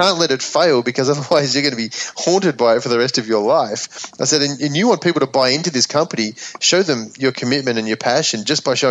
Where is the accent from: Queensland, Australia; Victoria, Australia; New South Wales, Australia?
Victoria, Australia; Melbourne; moved away; my hometown in Melbourne